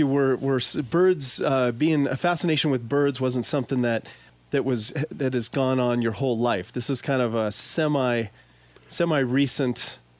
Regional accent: Southern Colorado, United States; I grew up in Southern Colorado

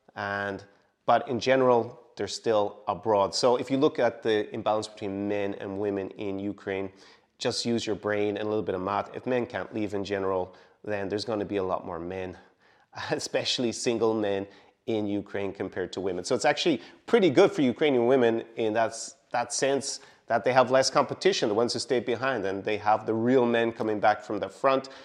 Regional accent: Ireland; moved away; my home country, Ireland

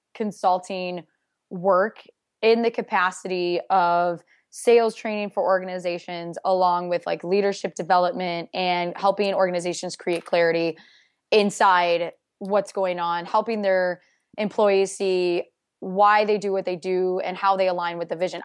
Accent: Iowa, United States; born and raised in Iowa in a sixty-five thousand person town

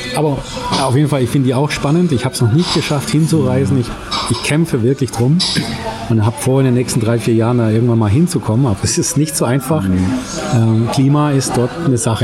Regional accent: Germany; als Deutscher

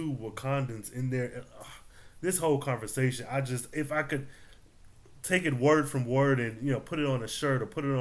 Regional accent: United States; accent: American; me being American

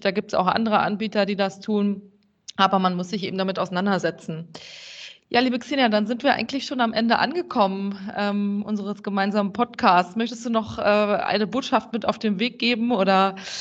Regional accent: Germany; als äh, Deutsche

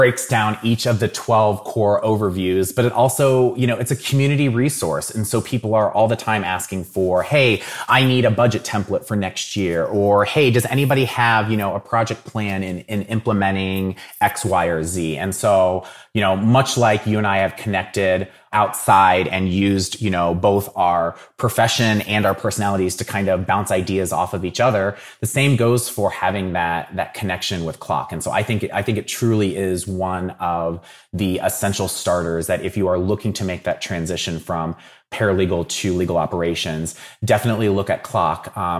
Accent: Dayton, Ohio, United States; So I'm from Dayton originally. So I grew up watching the Dayton Flyers and have always been very heavily into college basketball.

